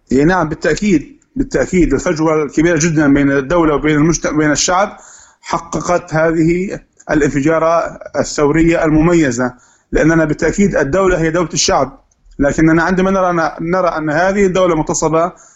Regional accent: Syria; نحن كثوره سوريه

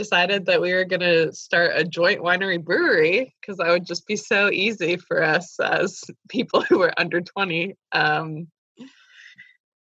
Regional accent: the Bay Area, California, United States; I grew up in the Bay Area

